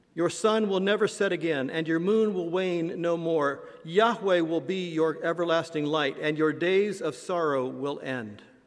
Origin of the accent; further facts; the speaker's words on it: Indiana, United States; moved away; my home state of Indiana